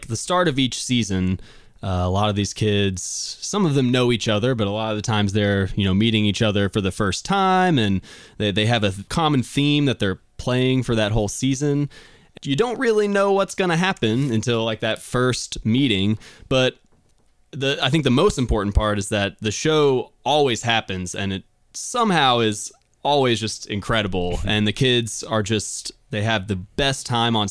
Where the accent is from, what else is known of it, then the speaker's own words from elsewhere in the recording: Woodford County, Kentucky, United States; I grew up in Woodford County, Kentucky